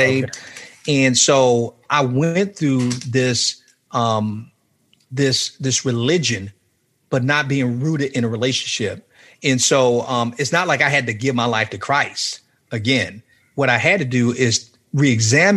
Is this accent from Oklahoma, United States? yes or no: no; Miami, Florida, United States; I was back at home in Miami.